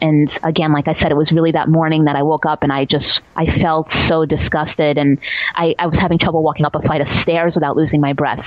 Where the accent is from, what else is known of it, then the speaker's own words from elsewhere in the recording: New York City, New York, United States; I grew up in Staten Island